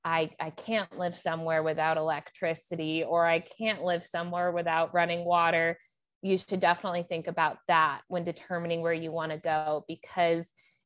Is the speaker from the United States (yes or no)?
yes; United States; I'm American, so I know, you know, I have a lot of useful skills and I know better because look at our country.